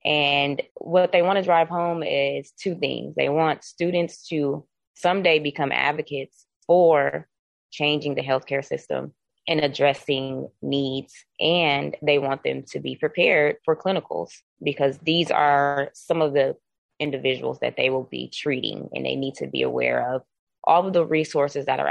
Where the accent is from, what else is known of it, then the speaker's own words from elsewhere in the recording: North Las Vegas, Nevada, United States; I'm born and raised in Las Vegas, specifically North Las Vegas